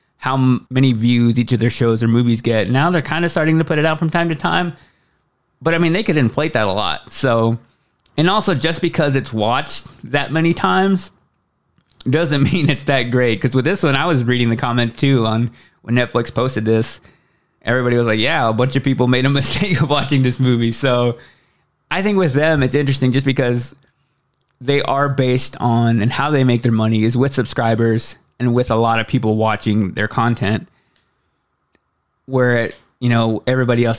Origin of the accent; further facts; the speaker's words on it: Waxahachie, Texas, United States; moved away; my hometown of Waxahachie, Texas, which is about 30 miles south of Dallas, and a place that I haven't been back to in quite a while